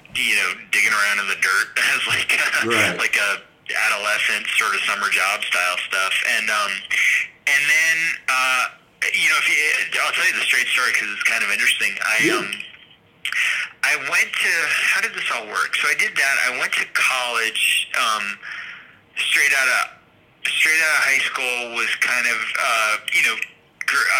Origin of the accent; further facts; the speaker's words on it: outside of Boston, Massachusetts, United States; I grew up outside of Boston in a kind of suburban home kind of deal